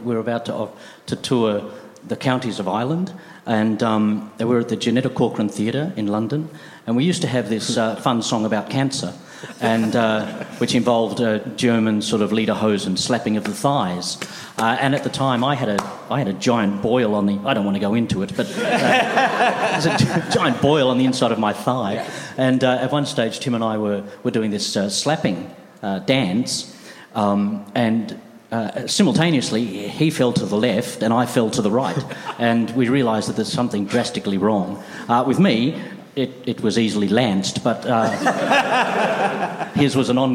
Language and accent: English; Australia; moved away; we came from Australia